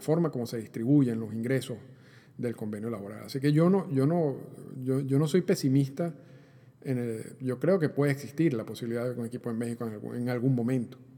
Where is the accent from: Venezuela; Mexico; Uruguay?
Venezuela; cuando yo crecí en Venezuela, bueno, yo, yo, yo soy de Venezuela